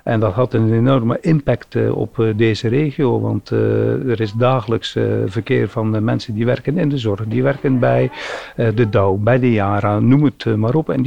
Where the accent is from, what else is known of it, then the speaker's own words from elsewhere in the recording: Zeelandic Flanders, Netherlands; accent: Flemish; de Vlaamse tongs, eh, tongval van mij kun je al horen van hoe Vlaams wij eigenlijk zijn. wij wonen officieel in Nederland, maar ik moet eerlijk zeggen, als ze aan mij vragen van wat ben je, dan ben ik een Vlaming. Weliswaar een Nederlandse Vlaming